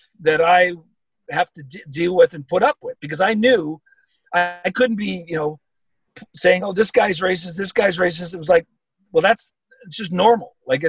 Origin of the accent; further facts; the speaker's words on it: Canada; I'm a Canadian, and I'm very proud of that.